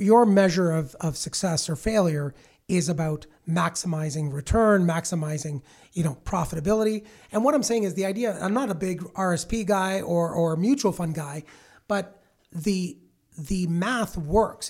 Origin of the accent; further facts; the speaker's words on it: Milton, Ontario, Canada; I grew up in Milton back in the seventies